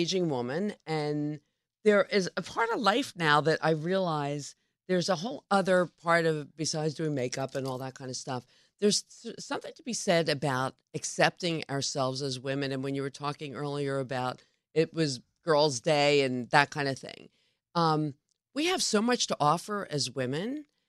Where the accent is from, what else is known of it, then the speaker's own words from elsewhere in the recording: Philadelphia, Pennsylvania, United States; I mean, I'm originally from Philadelphia